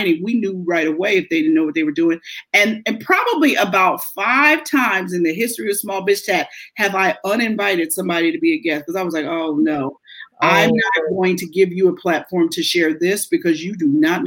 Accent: Pittsburgh, Pennsylvania, United States; moved away as an adult; now in Philadelphia, United States; I worked for the NBC station in Pittsburgh in my hometown

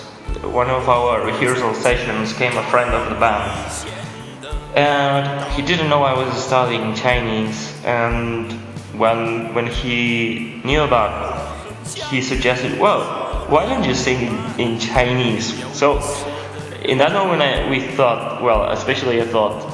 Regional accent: Barcelona, Catalonia, Spain; We are from Barcelona

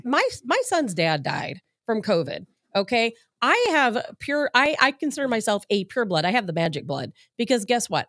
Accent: Chicago, Illinois, United States; now in St. Louis, United States; I'm from Chicago.

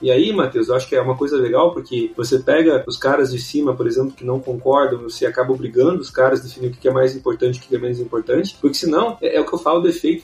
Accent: Brazil; nós somos brasileiros

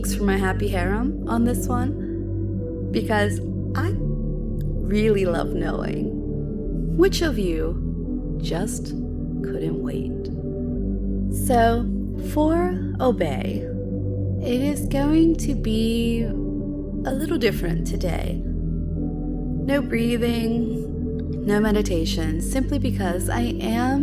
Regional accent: United States; moved away as an adult; now in United Kingdom; I'm an American living in the UK

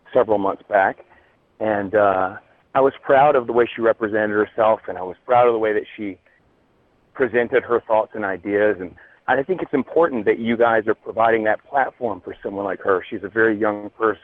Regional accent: Georgia, United States; And I'm from Georgia.

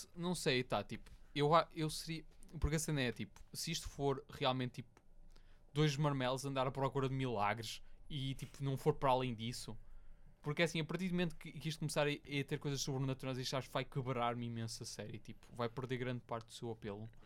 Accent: Portugal; nós Sim. somos portugueses, tipo, literalmente vivemos no país mais pio do mundo

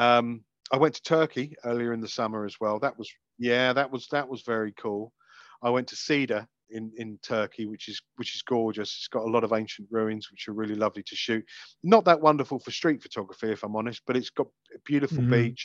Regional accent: United Kingdom; as a Brit

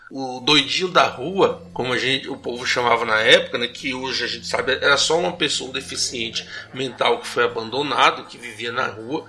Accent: Ubatã, Bahia, Brazil; moved away; lá na minha cidade natal, em Ubatã

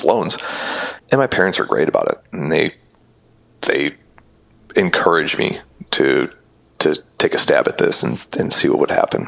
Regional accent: Oshkosh, Wisconsin, United States; I grew up in Oshkosh, which is not a hotbed for golf

